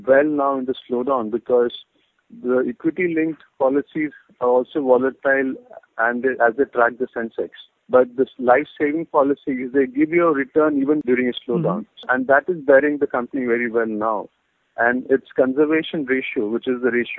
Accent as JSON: {"language": "English", "area": "near Kochi", "region": "Kerala", "country": "India", "tie": "born or raised there", "said": "This is near Kochi. I mean, not exactly Kochi, but my hometown. Yeah, in Kerala"}